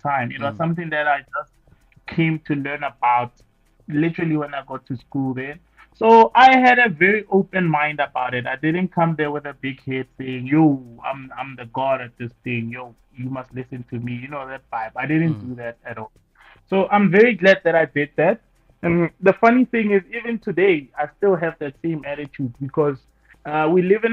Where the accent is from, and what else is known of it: South Africa; born or raised there